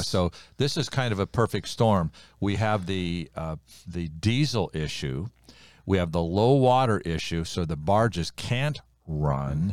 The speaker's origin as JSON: {"language": "English", "country": "United States", "tie": "born or raised there"}